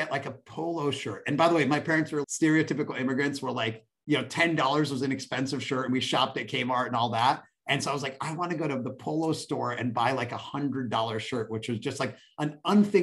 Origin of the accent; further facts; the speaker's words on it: Pittsburgh, Pennsylvania, United States; now in Bay Area, United States; I grew up in Pittsburgh, Pennsylvania